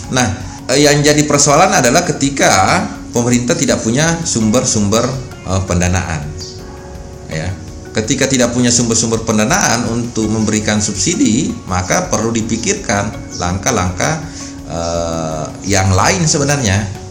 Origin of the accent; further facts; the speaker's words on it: Wajo, South Sulawesi, Indonesia; now in Samarinda, Indonesia; kampung saya di Wajo sana